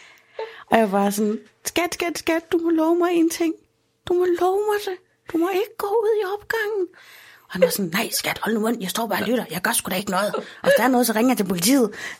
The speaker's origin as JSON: {"language": "Danish", "town": "Aarhus", "region": "Central Denmark Region", "country": "Denmark", "said": "i Holme, hvor jeg kommer fra, der har vi stadigvæk Bixen"}